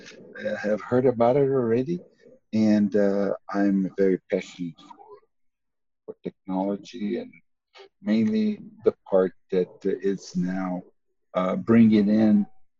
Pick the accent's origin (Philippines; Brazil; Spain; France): Brazil; moved away as an adult; also born or lived in Tulsa, United States; now in United States; I am native from Brazil